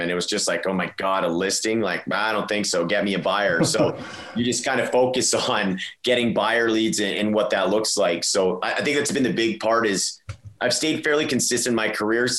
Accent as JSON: {"language": "English", "town": "Edmonton", "region": "Alberta", "country": "Canada", "tie": "born or raised there", "lives_now": "Calgary, Canada", "said": "I'm from Edmonton, or like grew up in Edmonton."}